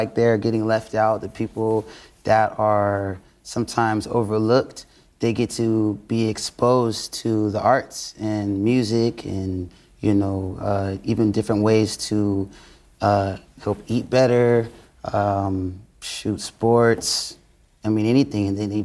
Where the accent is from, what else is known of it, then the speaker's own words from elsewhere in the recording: Oxnard, California, United States; moved away; it just so happens to be my hometown. And I grew up just like wanting to get out